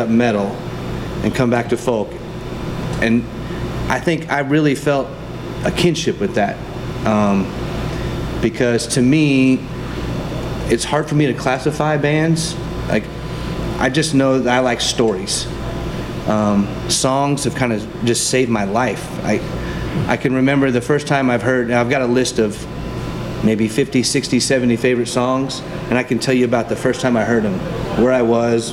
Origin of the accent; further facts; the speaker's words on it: Southern California, United States; also born or lived in Colorado / Las Vegas / Texas; I grew up in Southern California